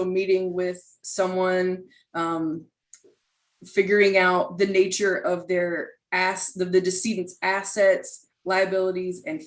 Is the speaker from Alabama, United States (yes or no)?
no; Raleigh, North Carolina, United States; I did grow up here in Raleigh.